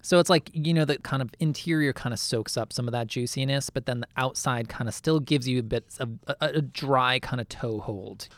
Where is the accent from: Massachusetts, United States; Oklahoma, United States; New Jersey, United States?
Massachusetts, United States; outside Boston; I grew up outside Boston